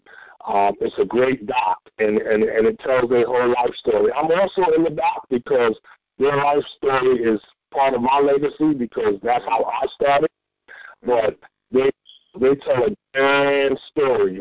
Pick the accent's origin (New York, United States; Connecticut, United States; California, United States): New York, United States; New York City; I grew up in the South Bronx in some of the toughest places